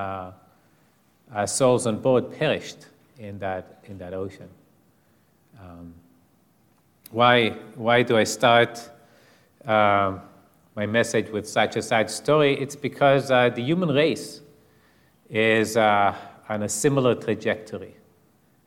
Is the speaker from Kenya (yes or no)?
no; Israel; moved away; growing up in Israel